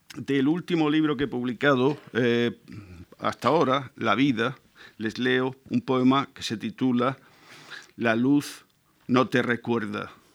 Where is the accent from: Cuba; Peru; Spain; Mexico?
Spain; Murcia, Region of Murcia; soy eh, de una tierra en la, que, la, que, no llueve nunca, de Murcia